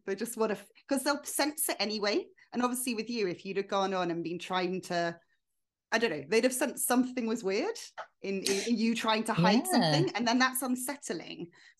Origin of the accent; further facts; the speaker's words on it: London, United Kingdom; I'm from London